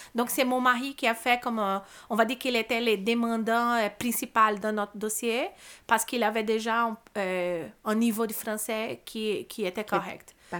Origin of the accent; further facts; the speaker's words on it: Brazil; French is a second language; moved away as an adult; now in Montreal, Canada; j'ai eu une belle enfance au Brésil, euh, une belle adolescence aussi